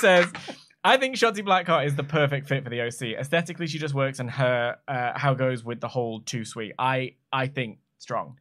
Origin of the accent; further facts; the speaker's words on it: United Kingdom; I'm a YouTuber from Britain